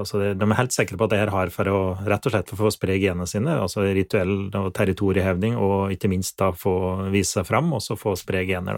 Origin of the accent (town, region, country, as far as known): Finnskogen, Innlandet, Norway; accent: Finnskogen dialect